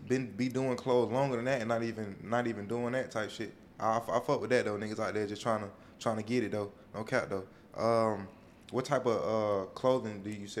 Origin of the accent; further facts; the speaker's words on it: Atlanta, Georgia, United States; I just ain't from New York. I'm from Atlanta.